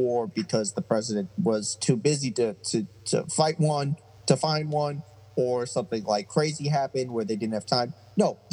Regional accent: United States; as an American

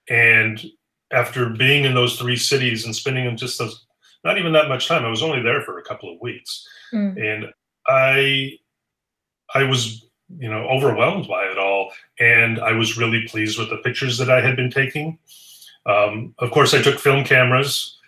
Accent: United States; as an American growing up in the 80s

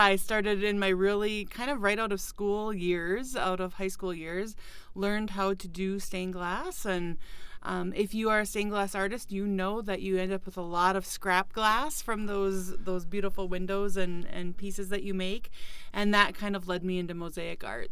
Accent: Fargo, North Dakota, United States; moved away as an adult; also born or lived in Ohio; now in Detroit Lakes, United States; I grew up in the Fargo Moorhead area

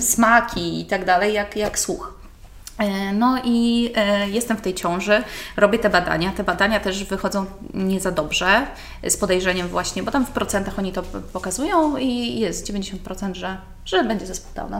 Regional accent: Garwolin, Masovian Voivodeship, Poland; ja jestem, w ogóle pochodzę z Garwolina, więc dojeżdżałam przez całą

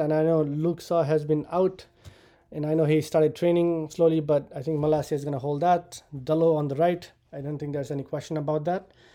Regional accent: Nepal; now in United States; I immigrated to the U S from Nepal

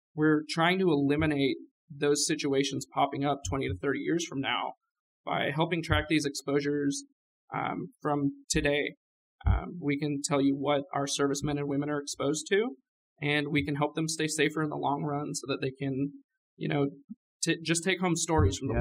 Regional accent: California, United States; now in Oklahoma, United States; I'm from California. I grew up out there

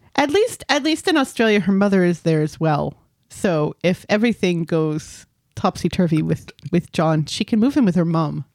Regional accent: United States; I'm American and not British

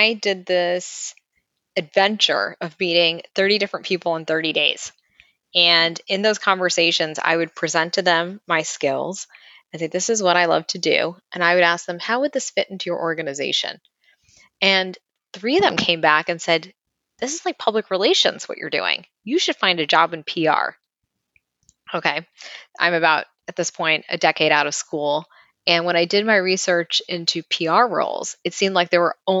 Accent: New York City, New York, United States; I grew up in Brighton Beach, a block a half away from Coney Island.

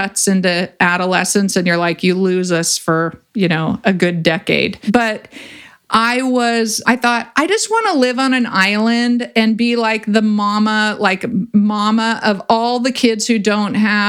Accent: Ventura, California, United States; I grew up in Ventura and I grew up surfing

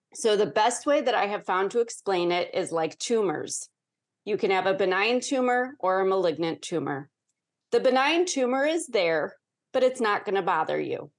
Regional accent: Chicago, Illinois, United States; born or raised there

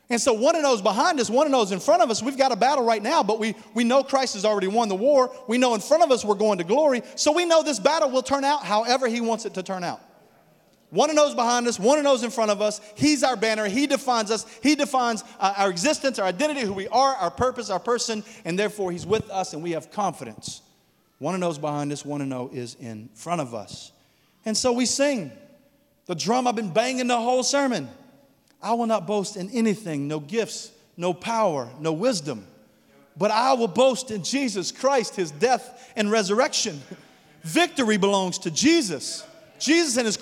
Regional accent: United States; as an American

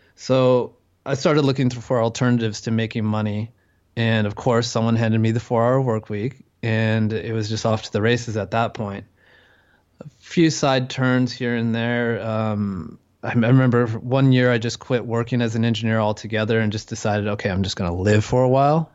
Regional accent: California, United States; moved away as an adult; now in Chiang Mai, Thailand; I'm from California

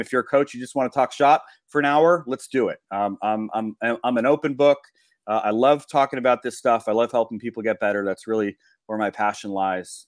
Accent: Los Angeles, California, United States; I grew up in Los Angeles

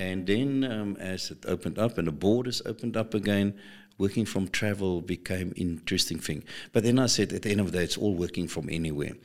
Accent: South Africa; we South Africans

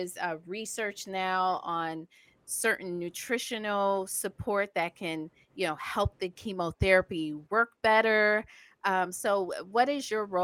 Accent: Savannah, Georgia, United States; I'm from Savannah, Georgia, and there aren't that many naturopathic physicians around in in the area where I grew up.

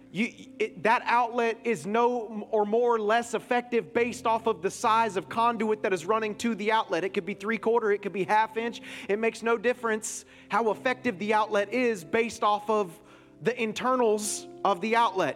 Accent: Florida, United States; My whole family's from Michigan, but I'm born and raised down here

